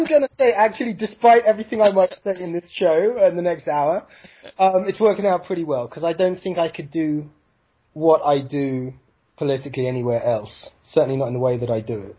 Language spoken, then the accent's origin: English; United Kingdom; moved away as an adult; now in United States; As you can hear from my funny-sounding voice, I am I'm British-born. I'm an American permanent resident of 9 years, will be a citizen next year.